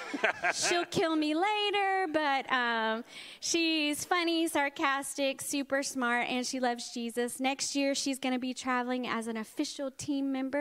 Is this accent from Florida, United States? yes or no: yes; Palatka, Florida, United States; accent: Southern; I grew up in a little town called Palatka